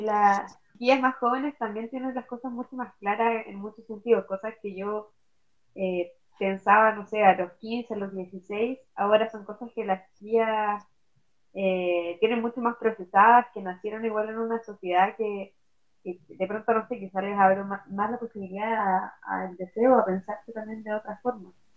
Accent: Puerto Montt, Los Lagos, Chile; moved away as an adult; nací y me crié en Puerto Montt, luego tuve que emigrar para estudiar y ahora me toca volver a la tierra en la que nací y crecí.

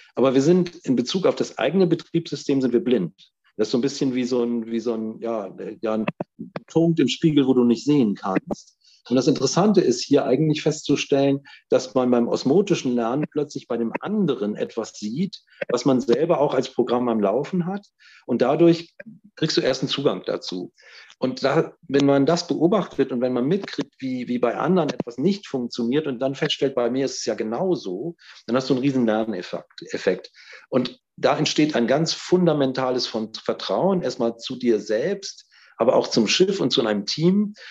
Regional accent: North Rhine-Westphalia, Germany; ich bin in Nordrhein-Westfalen geboren

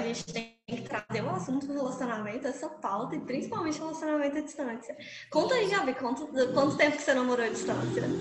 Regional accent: Mariana, Minas Gerais, Brazil; eu sou mineirinha mesmo, sou aqui do interior de Minas, de uma cidade que chama Mariana

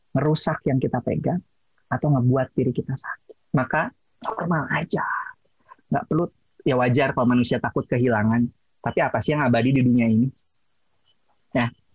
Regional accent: West Java, Indonesia; accent: Sundanese English; saya orang Sunda

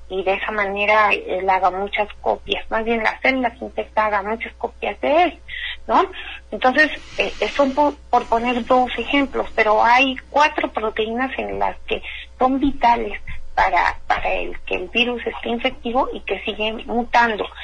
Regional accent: Mexico; a nosotros no nos hace daño, somos mexicanos, hemos sobrevivido a tantas cosas

